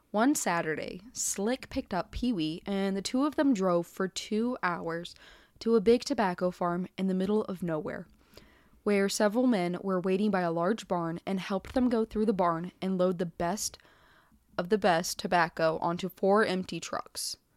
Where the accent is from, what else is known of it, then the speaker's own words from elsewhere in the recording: Charleston, South Carolina, United States; in Charleston, South Carolina. Oh, hey, my hometown.